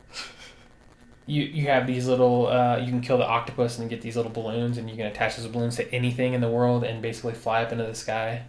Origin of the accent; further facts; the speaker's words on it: United States; I'm American